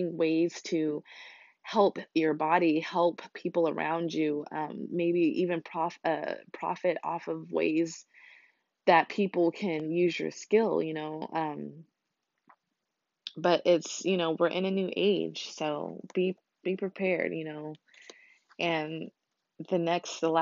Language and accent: English; United States; as an American